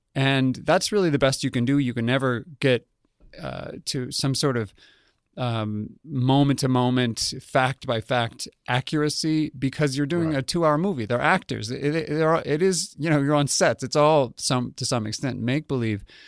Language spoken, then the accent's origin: English; Albuquerque, New Mexico, United States; I grew up in Albuquerque, New Mexico